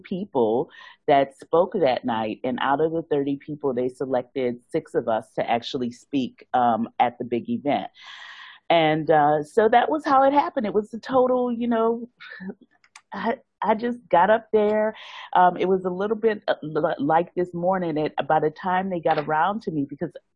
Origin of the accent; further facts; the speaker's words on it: New Orleans, Louisiana, United States; moved away as an adult; now in Hong Kong; I'm originally from New Orleans